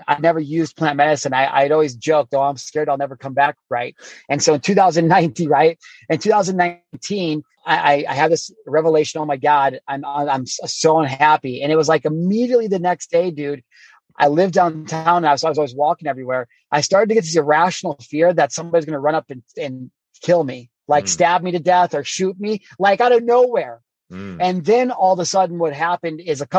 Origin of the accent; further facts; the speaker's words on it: Midwest, United States; I grew up in the Midwest on a farm.